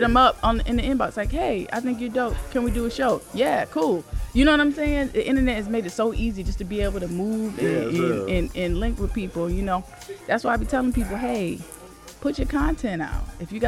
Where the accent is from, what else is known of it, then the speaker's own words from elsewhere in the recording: the South, United States; I'm from the South